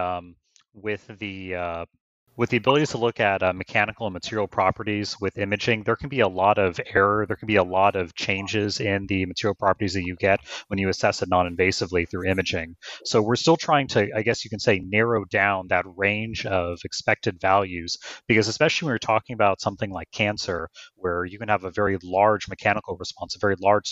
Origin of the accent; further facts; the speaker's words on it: Houston, Texas, United States; moved away as an adult; also born or lived in Sugar Land, Texas / St. Louis, Missouri; I'm a native Texan. I was born and raised in Houston, Texas, and Sugar Land just outside